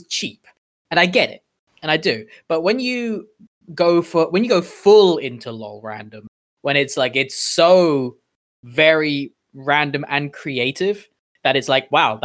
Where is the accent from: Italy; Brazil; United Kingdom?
United Kingdom; me being my British self